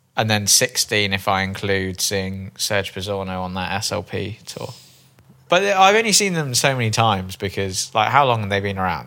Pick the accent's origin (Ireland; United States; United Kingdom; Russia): United Kingdom; Bristol, South West England; moved away; I'm originally from Bristol